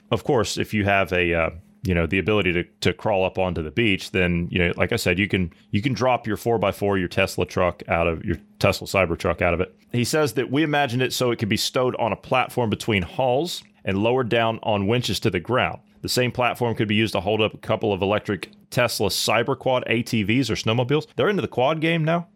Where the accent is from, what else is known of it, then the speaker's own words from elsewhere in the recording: Ohio, United States; my home state of Ohio